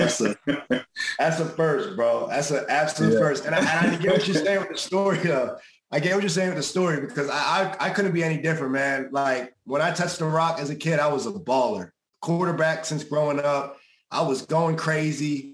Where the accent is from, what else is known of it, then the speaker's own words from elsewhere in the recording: New Jersey, United States; I'm from New Jersey originally. I knew what it was like growing up here.